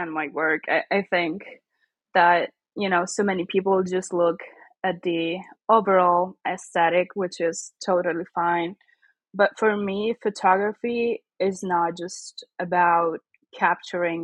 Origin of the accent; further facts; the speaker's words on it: Catanzaro, Calabria, Italy; now in Monza, Italy; I was born and raised in the south of Italy